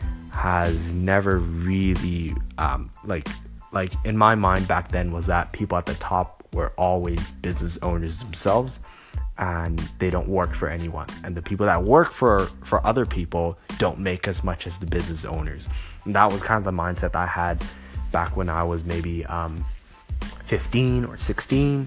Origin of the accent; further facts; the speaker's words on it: Hong Kong; also born or lived in Los Angeles, United States; I was born in LA, but I grew up in Hong Kong